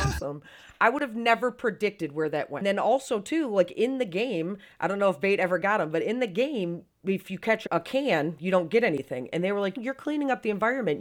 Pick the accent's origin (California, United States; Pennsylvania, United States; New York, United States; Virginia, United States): New York, United States; Syracuse; moved away; I'm originally from Syracuse, New York, so I'm a lifelong Bills fan